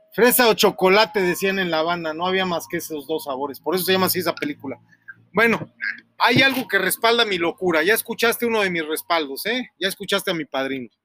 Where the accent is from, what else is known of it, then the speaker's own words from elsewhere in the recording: Mexico; que también soy mexicano